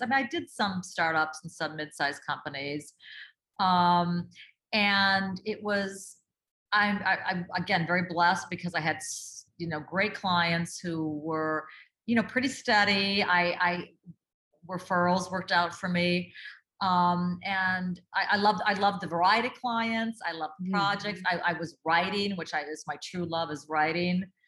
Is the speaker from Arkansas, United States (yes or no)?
no; Duluth, Minnesota, United States; I grew up in Duluth, Minnesota